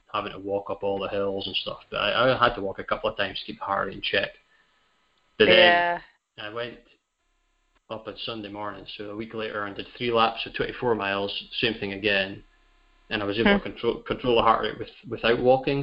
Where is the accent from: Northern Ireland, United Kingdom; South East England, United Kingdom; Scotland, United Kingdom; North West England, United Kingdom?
Scotland, United Kingdom; New Deer; we're from New Deer